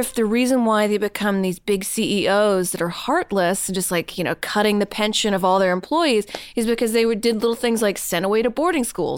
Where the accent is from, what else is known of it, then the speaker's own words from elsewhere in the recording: Louisiana, United States; I'm from Louisiana.